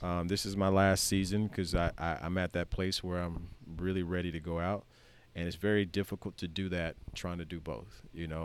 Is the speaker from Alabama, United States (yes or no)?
yes; Skipperville, Alabama, United States; I'm the kid from Skipperville seven years ago